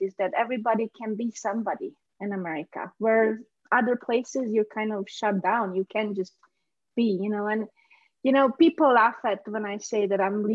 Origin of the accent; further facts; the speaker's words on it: Hungary; English is a second language; also born or lived in Romania / Transylvania; now in United States; I was born in Romania, but we moved to Hungary after the revolution, the 89 revolution